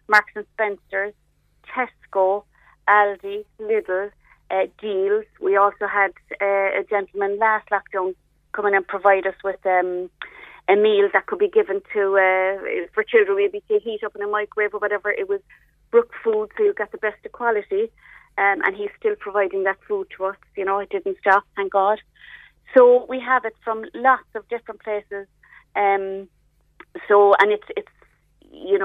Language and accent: English; Ireland; We're typically Irish people